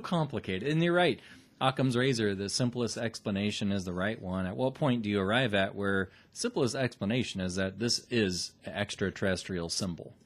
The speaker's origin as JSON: {"language": "English", "town": "Omaha", "region": "Nebraska", "country": "United States", "said": "we're from Nebraska"}